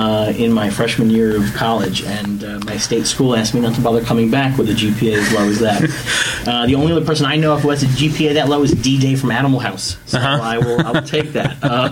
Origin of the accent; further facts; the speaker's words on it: New York City, New York, United States; I'm from New York City.